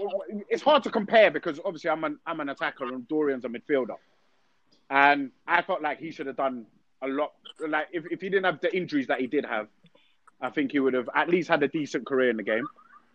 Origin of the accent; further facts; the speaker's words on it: Peckham, London, United Kingdom; because I don't think I was the best player growing up in Peckham.